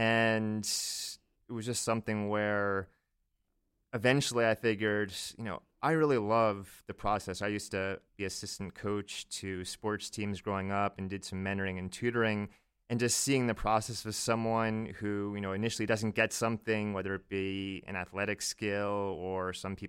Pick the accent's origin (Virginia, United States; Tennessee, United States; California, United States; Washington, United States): Virginia, United States; Virginia Beach; Yeah, I grew up in Virginia Beach, so southeastern Virginia, about 15 minutes away from the shore.